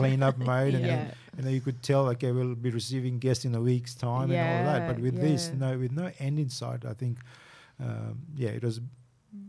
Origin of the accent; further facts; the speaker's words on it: Fiji; now in Australia; Fiji's home, born and bred in Fiji